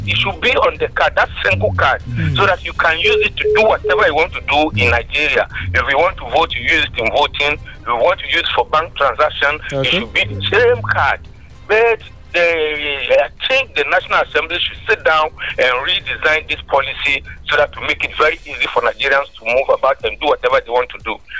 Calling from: Rwanda; calling from Rwanda.

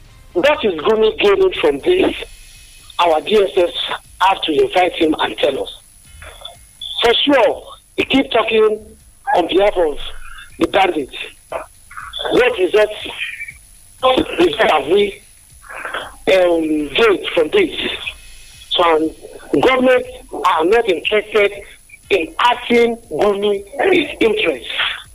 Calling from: Adigbe, Ogun State, Nigeria; I'm calling from Adigbe this morning.

